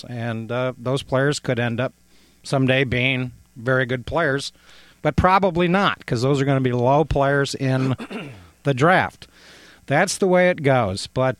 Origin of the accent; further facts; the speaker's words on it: Ohio, United States; moved away; I grew up in Ohio.